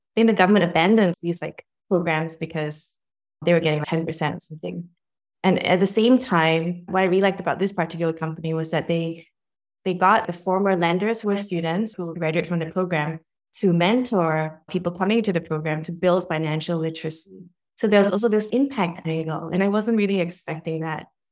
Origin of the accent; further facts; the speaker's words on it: Singapore; moved away as an adult; also born or lived in United States; now in New York, United States; I grew up in Singapore, born and educated, but I've been living in the U S for over twenty years